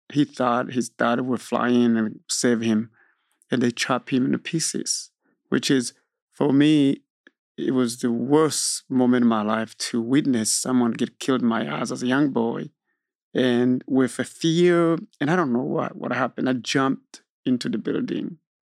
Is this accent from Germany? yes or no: no; Burundi; now in Austin, United States; I am from Burundi. Burundi is a small country in East Africa